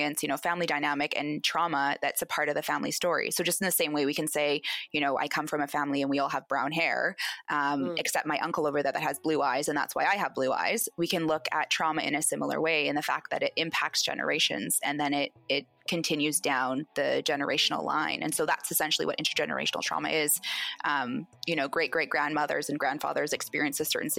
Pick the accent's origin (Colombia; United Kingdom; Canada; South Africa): Canada; Vancouver, British Columbia; And I grew up in Vancouver, so I moved out here, but I go back quite a lot.